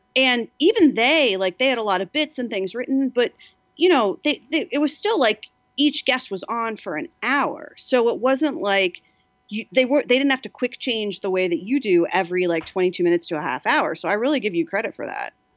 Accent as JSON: {"language": "English", "region": "New Jersey", "country": "United States", "moved": "yes", "lives_now": "Los Angeles, United States", "said": "I'm from New Jersey"}